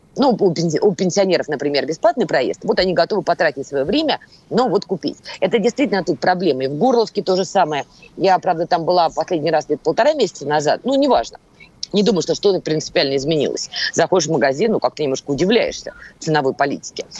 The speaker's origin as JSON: {"language": "Russian", "region": "Moscow", "country": "Russia", "said": "я человек из Москвы"}